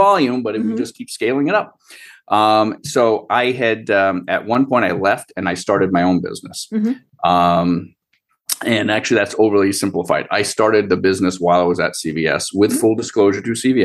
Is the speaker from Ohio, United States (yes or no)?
no; Rhode Island, United States; also born or lived in Boston; I was born and raised in Rhode Island